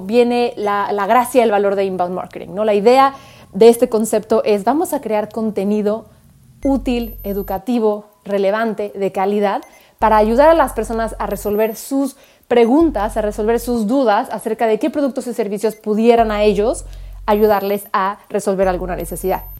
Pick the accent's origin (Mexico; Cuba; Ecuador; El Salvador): Mexico; como decimos en México